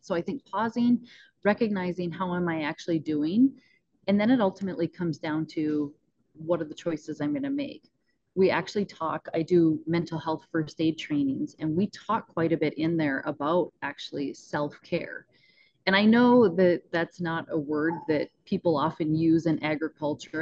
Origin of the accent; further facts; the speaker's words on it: Northwest North Dakota, United States; we're up in Northwest North Dakota.